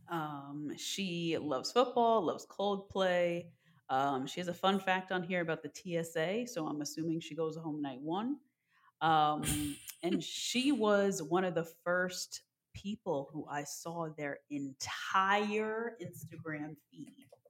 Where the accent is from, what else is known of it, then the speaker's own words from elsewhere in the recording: New Jersey, United States; we're from New Jersey